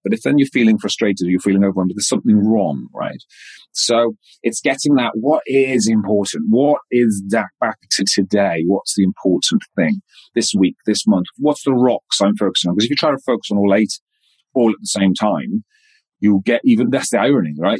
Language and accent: English; west Wales, United Kingdom; moved away as an adult; I'm a Welsh boy that came out of very rural, darkest, westest Wales.